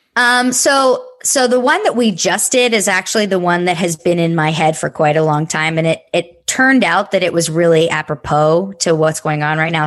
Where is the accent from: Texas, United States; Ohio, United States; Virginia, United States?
Texas, United States; now in New York City, United States; I grew up in Texas